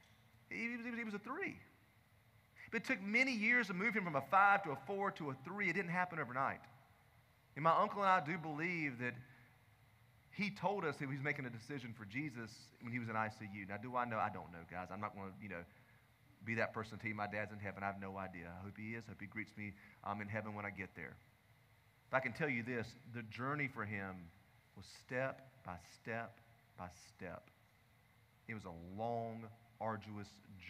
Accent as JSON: {"language": "English", "region": "the South", "country": "United States", "tie": "born or raised there", "said": "I grew up in the South"}